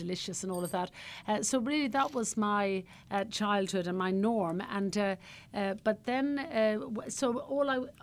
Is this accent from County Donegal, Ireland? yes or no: no; Cullohill, Laois, Ireland; moved away as an adult; also born or lived in Dublin / Ballymaloe, County Cork; now in County Cork, Ireland; originally I came from the Midlands of Ireland, County Laois, a little tiny village I was brought up in called Callaghill in County Laois